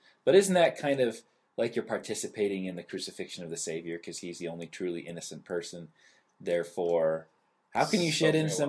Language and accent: English; Park City, Utah, United States; growing up in Park City, Utah.